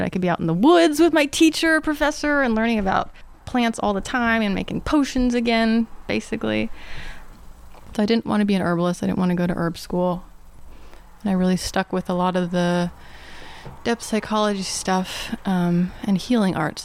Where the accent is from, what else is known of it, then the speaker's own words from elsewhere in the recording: Atlanta, Georgia, United States; I grew up in the Atlanta suburbs, like old suburbs, so lots of woods.